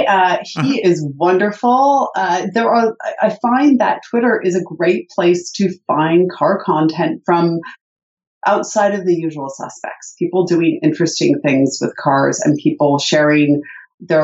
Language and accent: English; Connecticut, United States; I'm from Connecticut